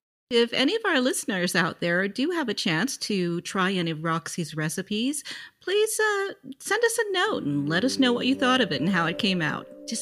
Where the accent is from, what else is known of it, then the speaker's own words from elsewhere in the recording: South Lake Tahoe, California, United States; Ah, my hometown.